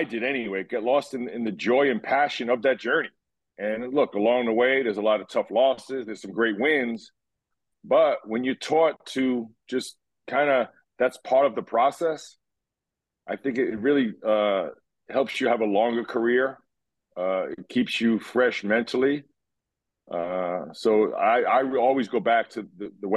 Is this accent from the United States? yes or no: yes; New York City, New York, United States; I grew up in Brooklyn. I went to high school in Manhattan, and then I wound up going to college in Queens. So basically lived my whole upbringing was New York City